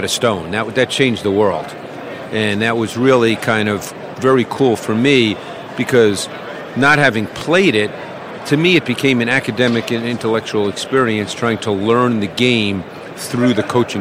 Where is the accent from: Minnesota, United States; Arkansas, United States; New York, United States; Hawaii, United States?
New York, United States; New York City; I grew up in Queens in New York